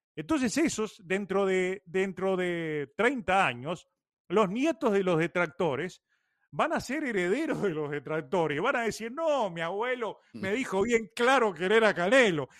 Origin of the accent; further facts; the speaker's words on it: Uruguay; also born or lived in Cuba; now in Miami, United States; soy más cubano que uruguayo